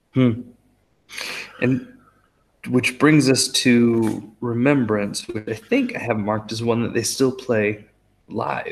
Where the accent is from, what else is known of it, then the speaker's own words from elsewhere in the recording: United States; as the American